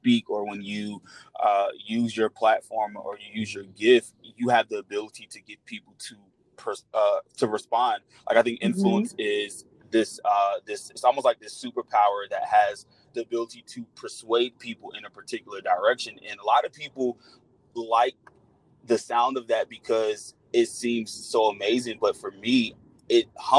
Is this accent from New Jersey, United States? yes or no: yes; Newark, New Jersey, United States; moved away as an adult; now in Atlanta, United States; I am from Newark, New Jersey. I currently live in Atlanta